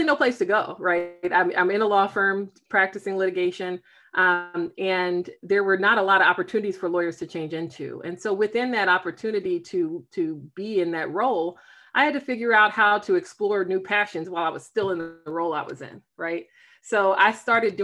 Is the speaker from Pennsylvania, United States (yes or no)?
yes; Philadelphia, Pennsylvania, United States; now in Silver Spring, United States; I am based in Silver Spring, Maryland. I'm originally from Philadelphia